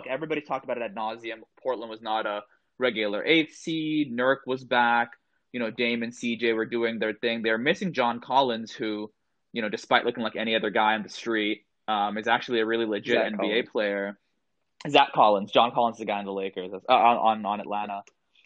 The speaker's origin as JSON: {"language": "English", "region": "Jakarta", "country": "Indonesia", "tie": "born or raised there", "said": "I was actually born and raised in Jakarta, Indonesia."}